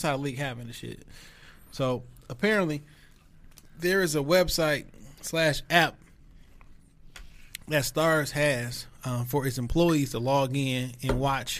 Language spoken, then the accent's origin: English; Detroit, Michigan, United States; Joy Road Evergreen.